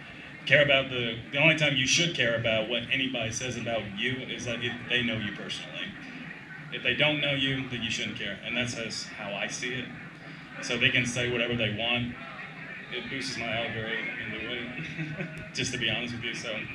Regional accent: the South, United States; I am from the South

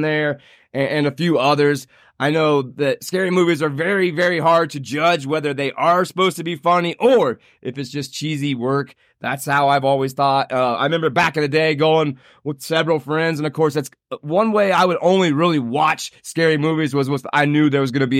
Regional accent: Indiana, United States; my home state of Indiana

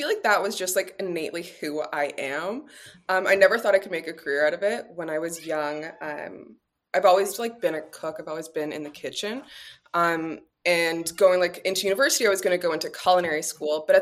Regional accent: Toronto, Ontario, Canada; now in Los Angeles, United States; I'm originally from Toronto

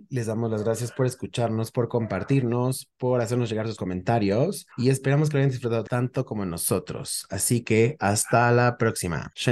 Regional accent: Mexico; Ese momento hasta me hizo sentir patriota y yo soy mexicano.

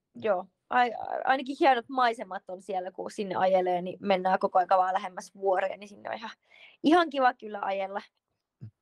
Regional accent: Sipoo, Uusimaa, Finland; moved away as an adult; also born or lived in Helsinki; now in Switzerland; kun muutettiin Helsingistä Sipooseen, kun olin seitsemänvuotias

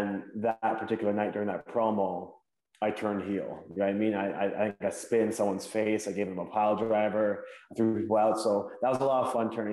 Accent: Hamilton, Ontario, Canada; my hometown, Hamilton, Ontario, somewhere I'm very proud to be from

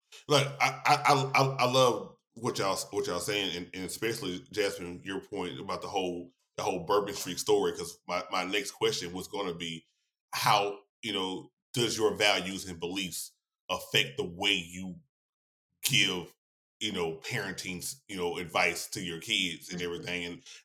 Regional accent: Louisiana, United States; I'm from Louisiana, the Southern, the Bible Belt.

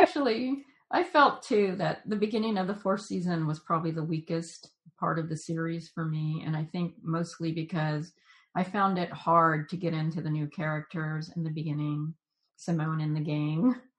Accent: Jacksonville, Florida, United States; I grew up in Jacksonville

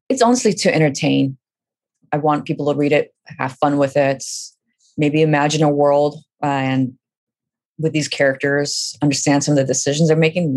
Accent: Fremont, California, United States; also born or lived in Kabul, Afghanistan; I grew up in Fremont, California

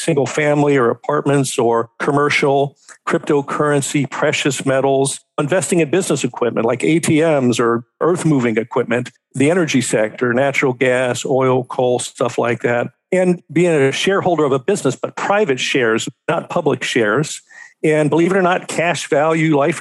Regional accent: Cincinnati, Ohio, United States; moved away as an adult; also born or lived in Daytona Beach, Florida / Seattle, Washington; I'm originally from Cincinnati, Ohio

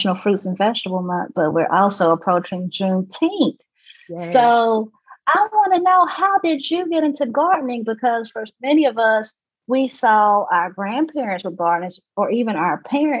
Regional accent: Mississippi, United States; I grew up in Mississippi.

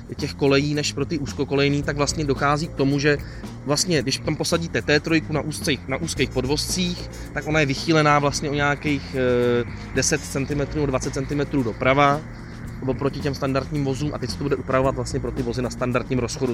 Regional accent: Prague, Czechia; u nás v Praze

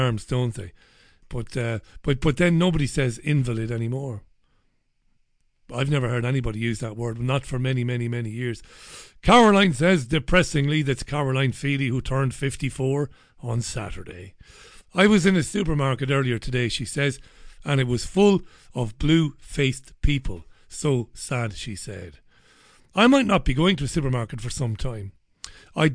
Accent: Waterford, Munster, Ireland; growing up in Ballybeg in Waterford, heading into Waterford, into the town

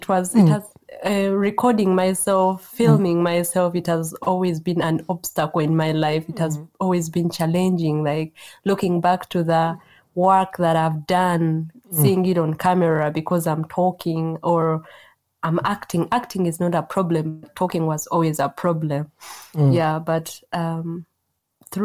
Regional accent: Uganda; moved away as an adult; now in Germany; growing up in Uganda

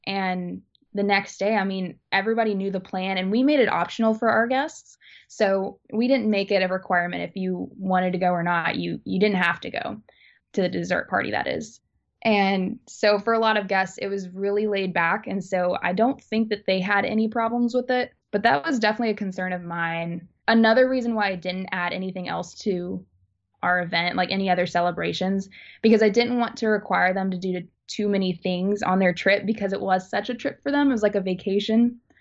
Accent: Alabama, United States; I'm from Alabama, but a lot of my family lives in Indiana

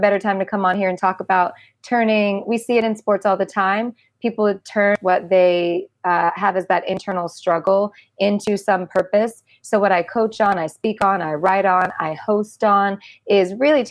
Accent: United States; also born or lived in Mississippi / Arkansas; I grew up in Mississippi and Arkansas

